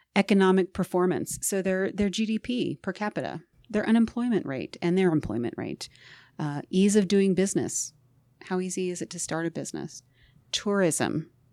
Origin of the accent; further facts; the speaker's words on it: Oregon, United States; I grew up in Oregon